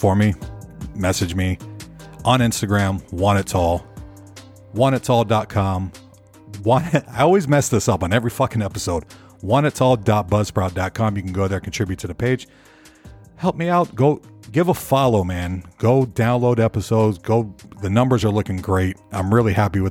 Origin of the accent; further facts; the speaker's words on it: St. Petersburg, Florida, United States; moved away as an adult; now in Nashville, United States; I'm from the Tampa, St. Petersburg area.